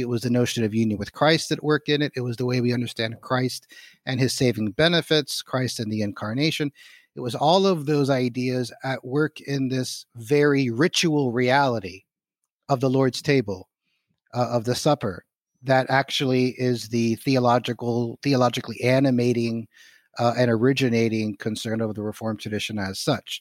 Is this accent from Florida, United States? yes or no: yes; Miami, Florida, United States; moved away as an adult; also born or lived in Philadelphia / Edinburgh / Orlando / Cambridge; I grew up in Southwest Dade County in Miami, Florida, Cuban father, American mother